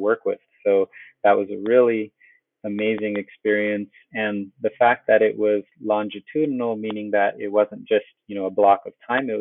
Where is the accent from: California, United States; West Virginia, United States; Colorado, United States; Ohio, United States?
California, United States; I am from California. My family's in Oceanside down in San Diego